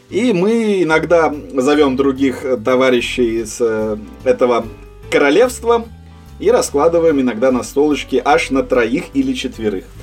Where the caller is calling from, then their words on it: England, United Kingdom; А я вещаю сейчас из Англии, у меня как раз день, я бы сказал, самый разгар.